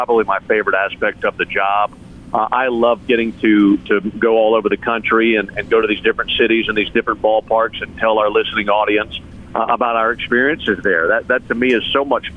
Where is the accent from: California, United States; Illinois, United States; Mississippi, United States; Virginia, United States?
Mississippi, United States; moved away; growing up in Mississippi